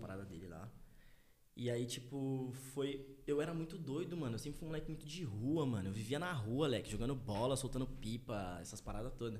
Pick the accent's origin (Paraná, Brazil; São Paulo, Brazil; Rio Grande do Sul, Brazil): São Paulo, Brazil; São Paulo area, Brazil; also born or lived in Tucuruvi, São Paulo / Jardim Thomas, São Paulo / Taboão da Serra / United States; eu nasci no Tucruvi. Tucuruvi, tá ligado? Muita é. gente não sabe, mas eu nasci no Tucuruvi. E aí, com, sei lá, um ano, dois anos mais ou menos, eu fui morar no Jardim Thomas